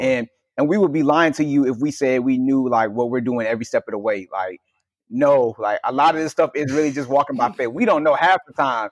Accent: Virginia, United States; also born or lived in New Jersey; I feel like I have work to do in Virginia, which is my hometown

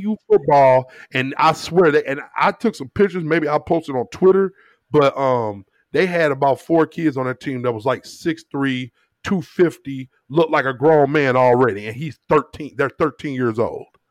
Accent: St. Louis, Missouri, United States; My people from the South and I grew up in Saint Louis

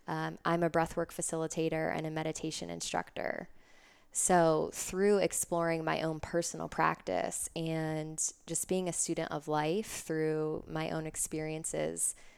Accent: Davidson, North Carolina, United States; And I grew up in Davidson, Concord area, North Carolina.

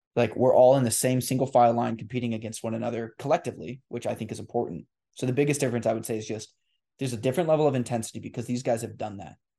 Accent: La Grande, Oregon, United States; born or raised there

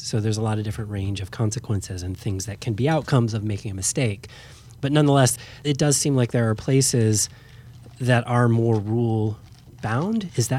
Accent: United States; this all filters still through me as an American, right?

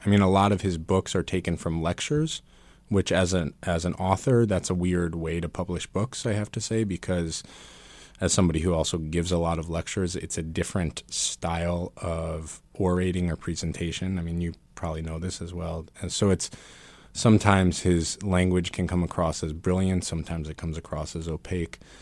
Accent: New York City, New York, United States; also born or lived in Vermont; grew up here in Manhattan as a, as a Buddhist kid.

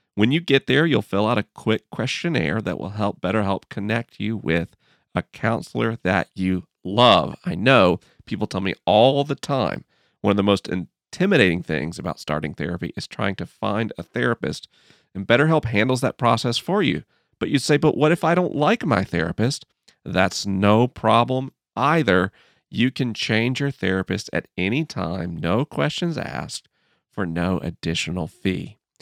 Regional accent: United States; as an American

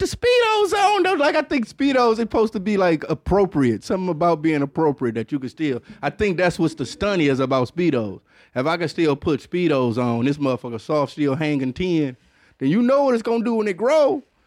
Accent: Detroit, Michigan, United States; I'm from Detroit

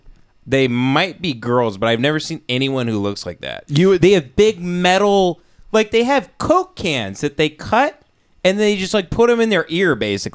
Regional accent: Texas, United States; We grew up in Texas.

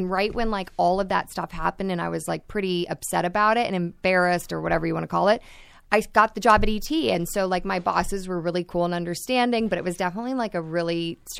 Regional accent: the South, United States; Because I'm from the South where, like, women don't work and they sit at home

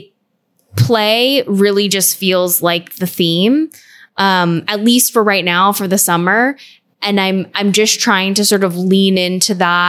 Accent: Orange County, California, United States; moved away; I grew up in Orange County

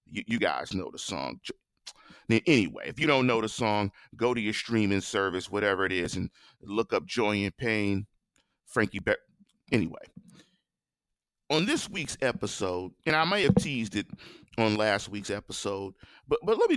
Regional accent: Pittsburgh, Pennsylvania, United States

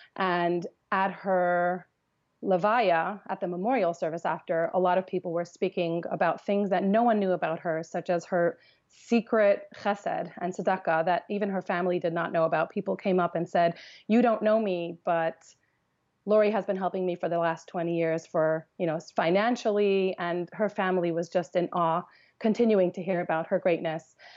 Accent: Los Angeles, California, United States; I grew up in Los Angeles

